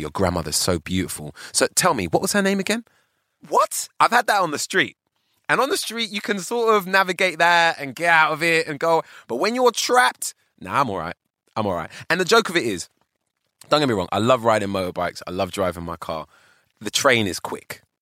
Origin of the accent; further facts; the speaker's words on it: London, United Kingdom; also born or lived in Ghana (ancestry); I was born on Tottenham Court Road. Literally, right? And I grew up in Holloway in North London